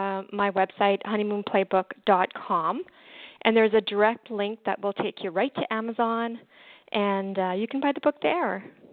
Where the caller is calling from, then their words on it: Canada; I'm calling